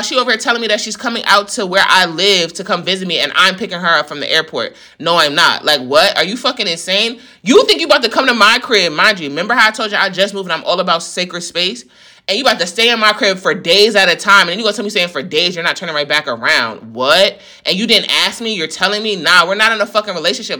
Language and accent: English; New York, United States; I'm from New York